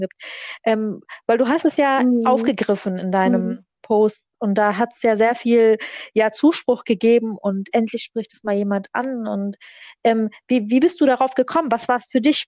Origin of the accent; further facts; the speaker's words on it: Berlin, Germany; ich komme aus Berlin